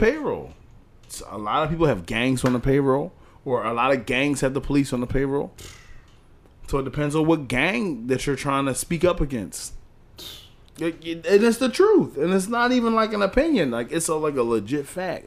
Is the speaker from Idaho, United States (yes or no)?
no; Philadelphia, Pennsylvania, United States; I'm from Philly